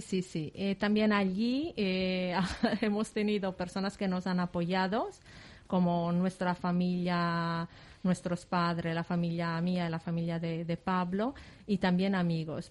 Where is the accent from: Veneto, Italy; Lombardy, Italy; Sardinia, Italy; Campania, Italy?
Sardinia, Italy; Lodè; Spanish is a second language; moved away as an adult; also born or lived in Milan; now in Valencia, Spain; yo soy de Sardeña, de un pequeño pueblo de la Sardeña que se llama Lodé